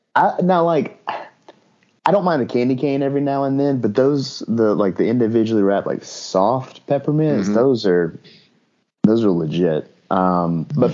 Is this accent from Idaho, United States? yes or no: no; Northeast Alabama, United States; I'm from Northeast Alabama